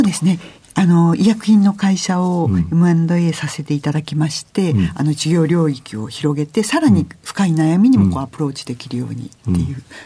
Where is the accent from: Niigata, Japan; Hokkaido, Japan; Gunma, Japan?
Gunma, Japan; also born or lived in Ueno, Tokyo; 出身は群馬県なんですが、生まれは東京、上野で生まれました。